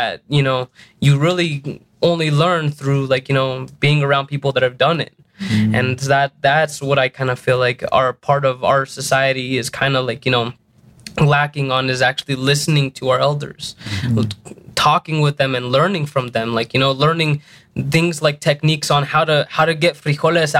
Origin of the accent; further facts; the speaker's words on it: Denver, Colorado, United States; also born or lived in New Mexico; being a young kid here in Denver, I grew up